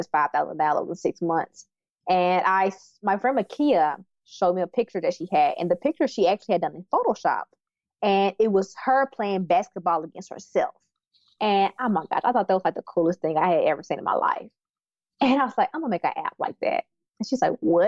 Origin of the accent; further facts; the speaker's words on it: Terry, Mississippi, United States; moved away as an adult; also born or lived in Silicon Valley; now in Austin, United States; I'm from Mississippi, from Terry, Mississippi, very small town.